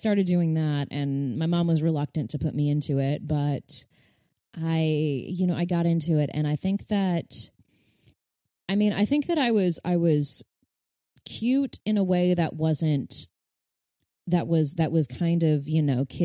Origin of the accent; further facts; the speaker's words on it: Burbank, California, United States; I grew up in Burbank where kids would come out for pilot season.